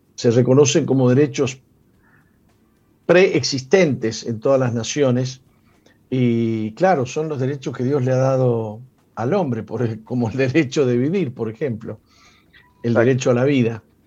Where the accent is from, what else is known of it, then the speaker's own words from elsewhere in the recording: Argentina; yo soy argentino